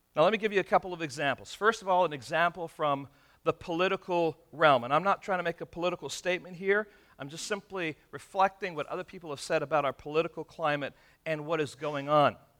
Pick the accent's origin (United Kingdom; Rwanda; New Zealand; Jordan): United Kingdom; England; also born or lived in Michigan; now in California, United States; when I was young, uh, growing up in England